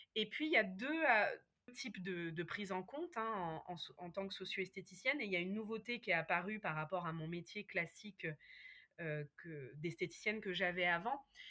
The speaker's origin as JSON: {"language": "French", "area": "Berry", "region": "Centre-Val de Loire", "country": "France", "tie": "born or raised there", "also_born_or_lived": "Paris", "moved": "as an adult", "said": "j'avais quitté ma campagne natale. Moi, je suis née dans le, dans le Berry, hein, le pays des sorcières"}